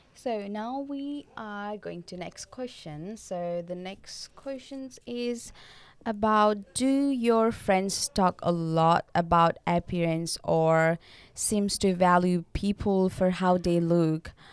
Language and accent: English; Nepal; moved away as an adult; now in Australia; I'm from Nepal, and I'm studying Bachelor's of Community Service, and I'm international